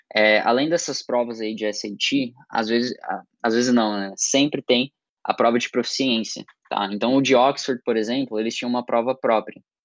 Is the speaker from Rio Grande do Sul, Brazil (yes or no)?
no; Criciúma, Santa Catarina, Brazil; eu tenho 18 anos, sou de Criciúma, Santa Catarina